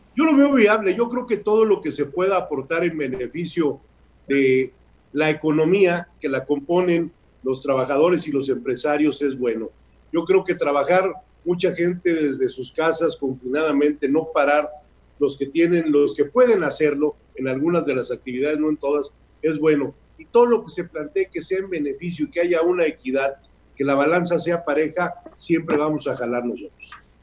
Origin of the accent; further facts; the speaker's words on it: Mexico; todos somos mexicanos